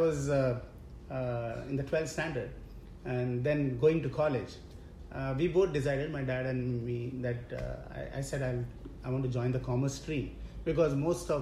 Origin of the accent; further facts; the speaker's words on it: Mumbai, Maharashtra, India; I was born and brought up in Mumbai